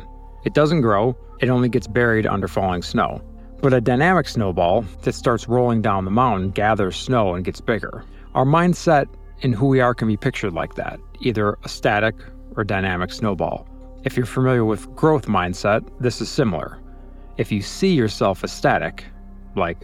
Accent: Chicago, Illinois, United States; I'm from Chicago, but consider myself a citizen of the world because I've lived, worked, played, and traveled to over 75 countries

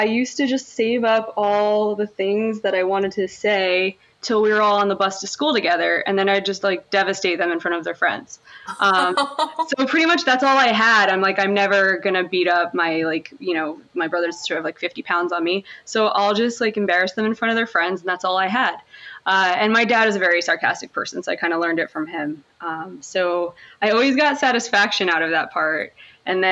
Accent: Monroe Township, New Jersey, United States; I was born in Monroe Township, New Jersey, just a small, small little burbs in Jersey, but I was like close enough to New York City, Philly and all those places. So that wasn't the worst place to grow up.

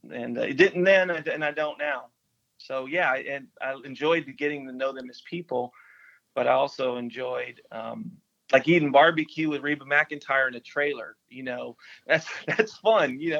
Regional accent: Nashville, Tennessee, United States; my mom uh, moved to Nashville, Tennessee, uh, and so we moved to Nashville. I grew up in Nashville.

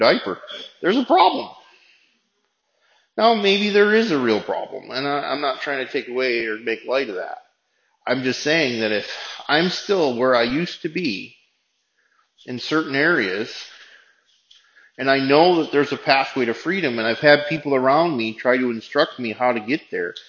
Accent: United States; as an American

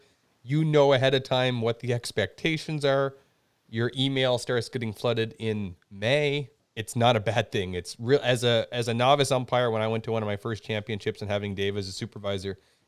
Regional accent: Canada

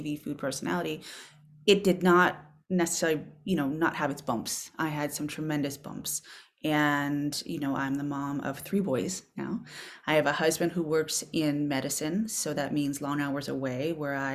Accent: Boston, Massachusetts, United States; moved away as an adult; now in Berkshires, United States; I was a complete city girl, born and raised in Boston, urban gal

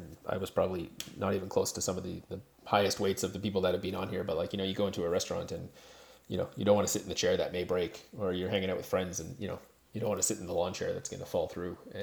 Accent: Canada; I am Canadian

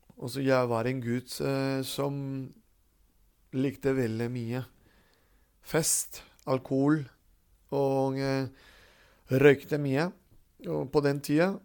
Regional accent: Caracas, Capital District, Venezuela; now in Stathelle, Norway; da ble jeg født i Caracas, Venezuela

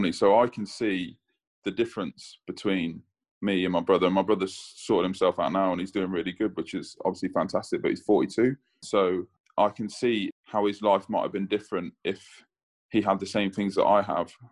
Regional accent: England, United Kingdom; my dad being Jamaican and telling me, you know, I was English, so I was brought up as an English kid.

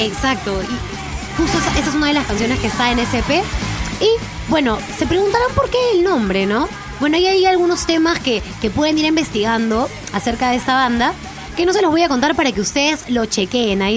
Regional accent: Peru

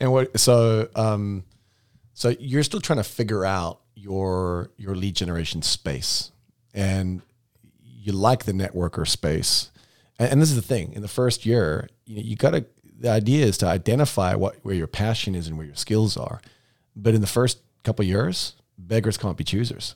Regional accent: South Africa; moved away as an adult; now in United States; I came from South Africa where all houses were built like the third little piggy

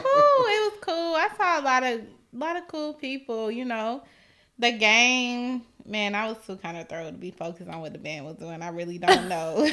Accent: Atlanta, Georgia, United States; now in Nashville, United States; I'm from East Atlanta Zone Six

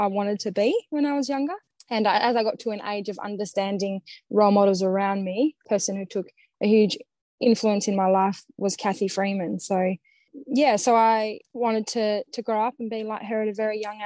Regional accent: Perth, Western Australia, Australia; also born or lived in Bunbury; I would have been 8 years old, I think year four. So my parents divorced, and then we moved from Bunbury to Perth.

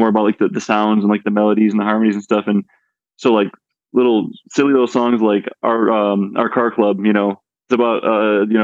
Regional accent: Buffalo, New York, United States; I'm from Buffalo

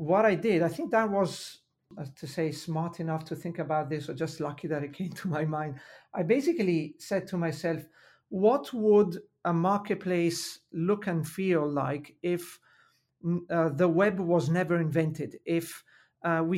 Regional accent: Milan, Lombardy, Italy; accent: Italian; English is a second language; I was in Milan, where I was born and raised. So I have to mention my Italian accent is due to the fact that I was born and raised in Italy

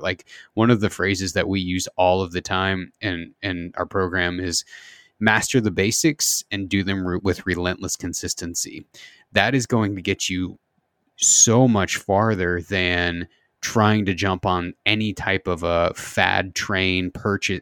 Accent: southern Indiana, United States; I grew up in the Midwest, uh, in, in, Indiana, southern Indiana

